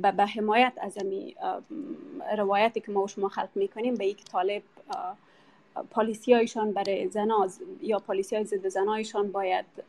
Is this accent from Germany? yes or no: no; Afghanistan; moved away; افغانایی که بیرون از افغانستان هستیم